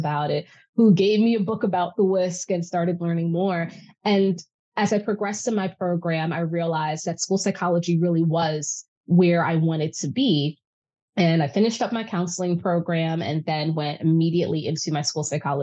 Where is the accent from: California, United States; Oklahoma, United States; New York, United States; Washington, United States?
New York, United States; New York City; I'm born and raised in New York City, and specifically I grew up in Harlem